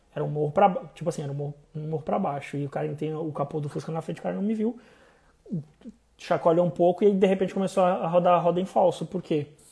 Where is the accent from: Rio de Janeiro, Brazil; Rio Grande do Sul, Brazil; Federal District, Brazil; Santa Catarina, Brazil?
Santa Catarina, Brazil; Blumenau; moved away as an adult; also born or lived in Florianópolis / São Paulo; eu saí de Blumenau, fui fazer faculdade em Floripa, fui morar em São Paulo